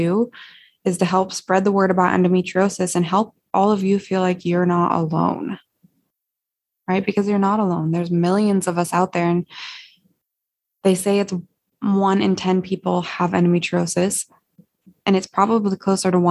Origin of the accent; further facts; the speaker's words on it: Montana, United States; working back in my hometown in Montana